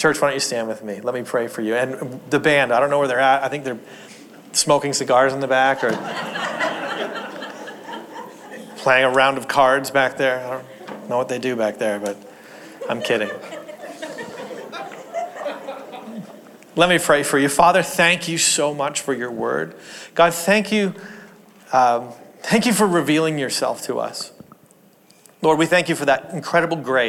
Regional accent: Ontario, Canada; also born or lived in Portland, Oregon; I grew up in Canada, and Canada's freezing cold

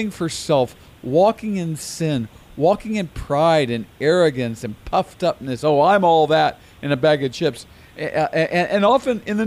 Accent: United States; as American Christians

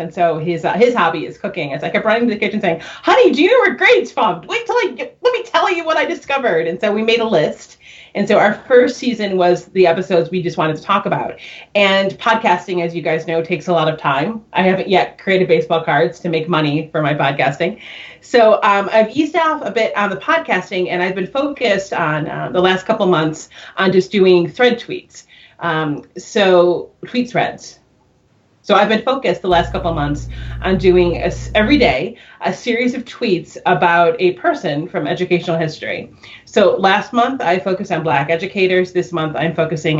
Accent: New York, United States; I'm a New Yorker

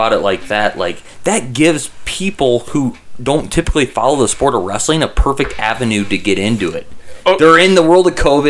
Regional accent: Carroll, Iowa, United States; Okay, we're from Carroll.

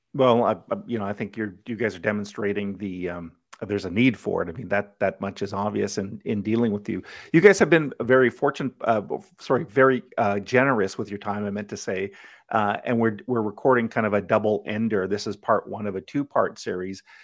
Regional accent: Ottawa, Ontario, Canada; I grew up in Blackburn Hamlet

